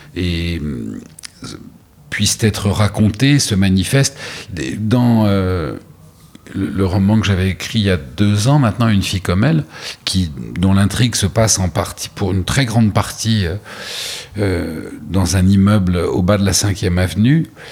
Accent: Beaulieu-sur-Mer, Provence-Alpes-Côte d'Azur, France; moved away as an adult; also born or lived in Paris, France; now in New York, United States; les années euh, fondatrices de mon enfance se sont passées à Beaulieu-sur-Mer

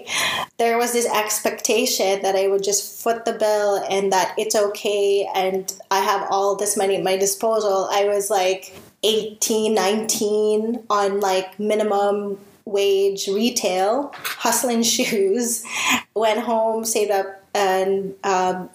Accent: Philippines; we have these unfortunately Filipino traits

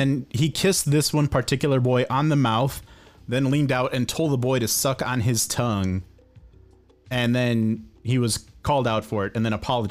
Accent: Addison, Illinois, United States; So my hometown is Addison, Illinois.

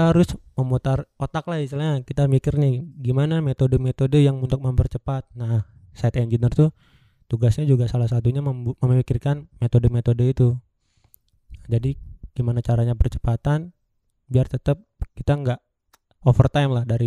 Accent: Java, Indonesia; kalau aku bilang iya saya juga orang Jawa nih pak gitu.

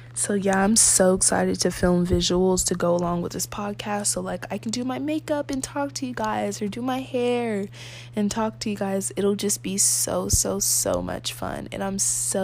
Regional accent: United States; I'm American

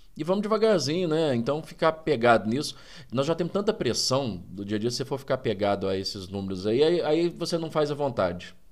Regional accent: Bambuí, Minas Gerais, Brazil; also born or lived in Goiás; minha infância, assim, lá em Bambuí

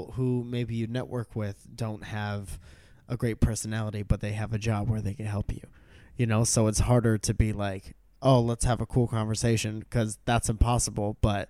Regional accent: Connecticut, United States; I'm from Connecticut. It's kind of like the Canada.

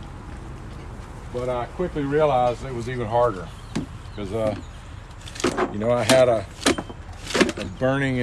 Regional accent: the South, United States; moved away; also born or lived in Northern Virginia; I grew up in the South and nice, comfortable middle class family

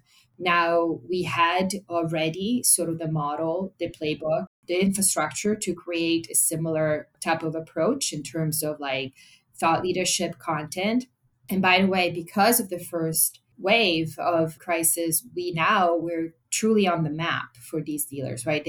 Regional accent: Italy; moved away; I'm European. Yeah. I come from Italy

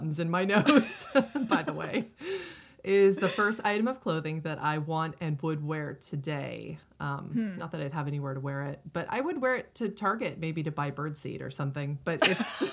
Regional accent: Northeast, United States; I grew up in the Northeast

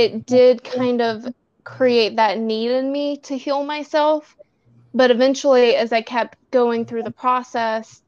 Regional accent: the South, United States; I grew up in the South as a gay

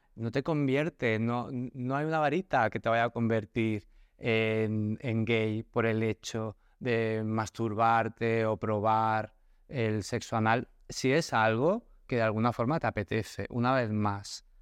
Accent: Barcelona, Catalonia, Spain; moved away as an adult; now in Cádiz, Spain; yo, que nací en Barcelona, me mudé a vivir a Cádiz

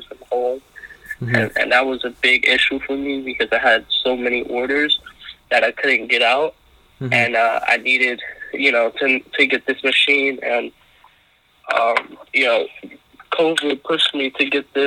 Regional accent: New York City, New York, United States; From New York. I was born and raised in Brooklyn

